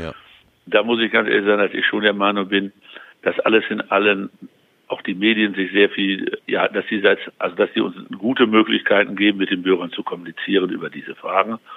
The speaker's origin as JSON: {"language": "German", "region": "North Rhine-Westphalia", "country": "Germany", "said": "Also ich würde mal so sagen, als Westfale würde ich, ja, wenn ich sowas in der Nachbarschaft organisieren würde, fände ich gegen Bier nicht so viel einzuwenden"}